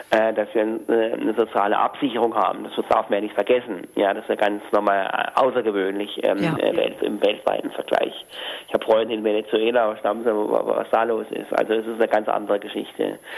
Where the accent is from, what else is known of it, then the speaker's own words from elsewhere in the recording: Hamburg, Germany; würde ich jetzt also als Hamburger an den Oberbürgermeister schreiben.